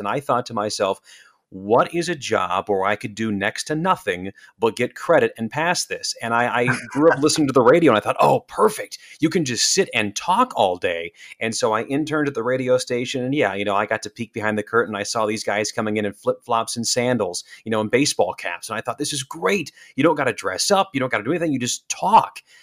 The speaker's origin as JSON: {"language": "English", "town": "Salina", "region": "Kansas", "country": "United States", "tie": "born or raised there", "also_born_or_lived": "North Dakota", "moved": "as an adult", "lives_now": "Milwaukee, United States", "said": "I'm born and raised in Kansas, so I'm a Kansas boy by heart. I'm from Salina"}